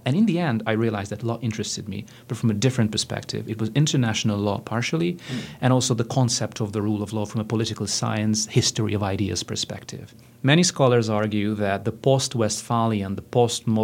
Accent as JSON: {"language": "English", "region": "Budapest", "country": "Hungary", "tie": "born or raised there", "lives_now": "Pittsburgh, United States", "said": "I am from Hungary. I was born and raised in Budapest"}